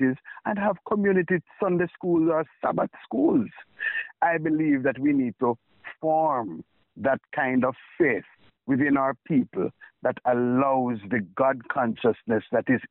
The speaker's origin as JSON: {"language": "English", "country": "Jamaica", "said": "I operate as a Jamaican"}